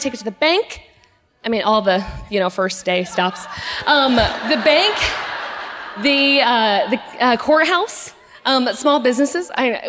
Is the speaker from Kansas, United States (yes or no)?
yes; Lyndon, Kansas, United States; I am from a little town south of Topeka. It's called Linden.